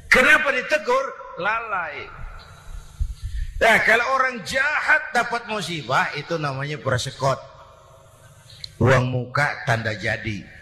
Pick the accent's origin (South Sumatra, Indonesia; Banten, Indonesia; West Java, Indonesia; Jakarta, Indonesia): Jakarta, Indonesia; born there; Bahwa saya lahir di Jakarta itu sih kebetulan.